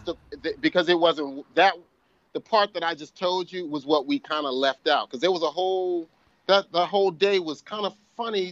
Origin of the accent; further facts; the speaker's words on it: Perth Amboy, New Jersey, United States; now in Miami, United States; I produced a show in Perth Amboy, New Jersey, which is my hometown